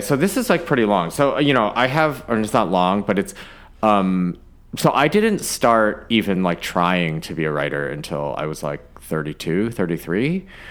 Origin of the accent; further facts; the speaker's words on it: Ann Arbor, Michigan, United States; I was born in Ann Arbor